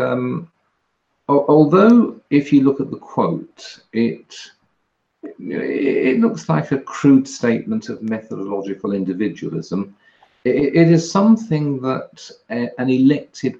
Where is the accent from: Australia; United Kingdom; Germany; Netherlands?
United Kingdom; England; I'm an English conservative libertarian